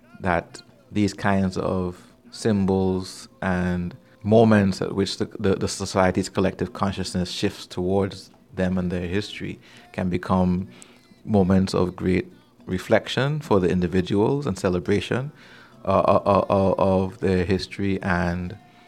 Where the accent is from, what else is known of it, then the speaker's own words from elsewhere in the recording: Trinidad & Tobago; also born or lived in British Virgin Islands; growing up in the Caribbean, between my two homelands, if you will, my mom is from Trinidad, my dad is from Tortola, and growing up back and forth between the BVI and Trinidad